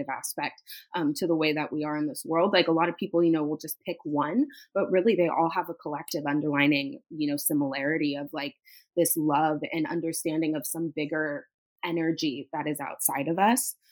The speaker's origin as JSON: {"language": "English", "area": "Marin County, Bay Area", "region": "California", "country": "United States", "tie": "born or raised there", "said": "I was very lucky to be able to grow up where I did in Marin County"}